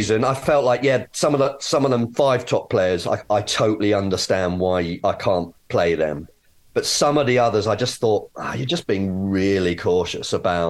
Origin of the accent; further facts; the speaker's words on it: Nigeria; I'm actually Nigerian, right?